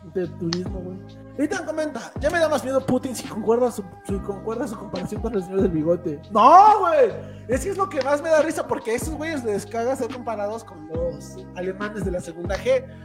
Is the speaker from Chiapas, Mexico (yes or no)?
no; Tlaxcala, Mexico; yo soy de Tlaxcala